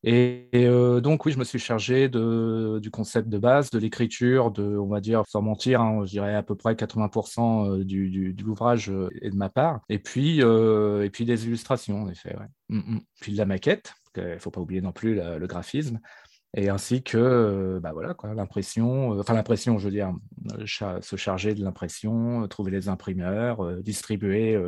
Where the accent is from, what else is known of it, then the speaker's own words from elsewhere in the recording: Neuville-lès-Dieppe, Normandy, France; à Neuville, près de Dieppe. C'est là où je suis né, c'est là où j'ai grandi et c'est là où je vis maintenant